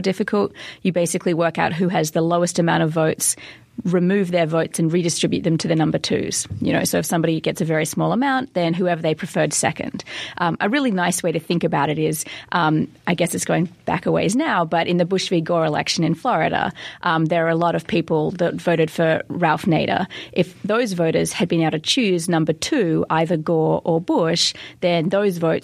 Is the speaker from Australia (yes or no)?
yes; Australia; as an Australian